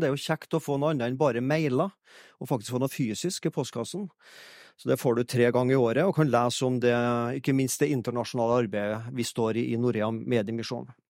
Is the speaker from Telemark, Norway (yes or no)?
no; Fannrem, Trøndelag, Norway; moved away as an adult; now in Egersund, Norway; er jeg fra Fannrem, da, i Orkdalen